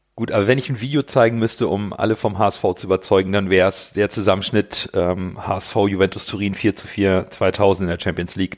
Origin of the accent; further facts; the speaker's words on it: Hamburg, Germany; bin Hamburger, 42 Jahre alt